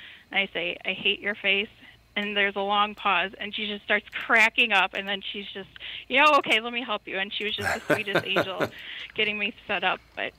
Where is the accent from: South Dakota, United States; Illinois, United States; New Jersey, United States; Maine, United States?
Illinois, United States; Chicago; I am from Chicago, but it was not mob-related.